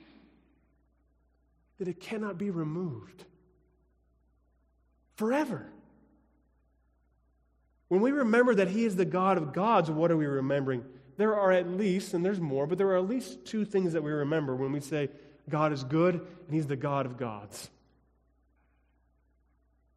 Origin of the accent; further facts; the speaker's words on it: Colorado, United States; moved away as an adult; also born or lived in Illinois; Growing up in Colorado, we didn't have forest preserves